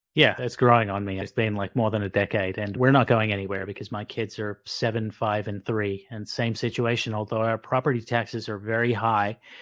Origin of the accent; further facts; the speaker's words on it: Sydney, New South Wales, Australia; now in South Jersey, United States; I didn't grow up in New Jersey, I grew up in Sydney, Australia, but I ended up marrying a Jersey girl and they never leave. So now I live in South Jersey.